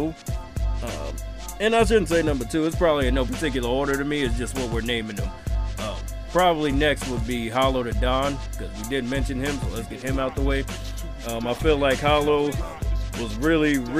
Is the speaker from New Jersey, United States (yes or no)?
yes; Newark, New Jersey, United States; I'm also from Newark